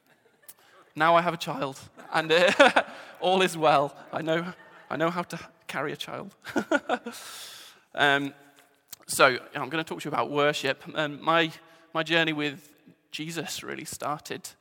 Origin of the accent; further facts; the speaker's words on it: England, United Kingdom; moved away as an adult; now in Scotland, United Kingdom; You can probably tell from the accent, I'm an Englishman.